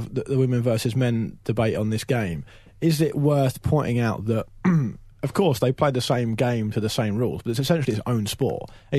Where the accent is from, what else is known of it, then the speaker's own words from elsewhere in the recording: South of England, United Kingdom; I'm from the South of England.